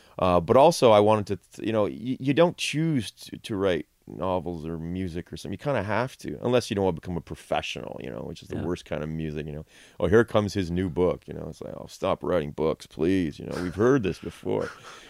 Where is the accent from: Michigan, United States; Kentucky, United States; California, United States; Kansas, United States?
Michigan, United States; Detroit; I grew up in Detroit, so I grew up listening to, well, not listening to, but hearing a lot of Chicago blues.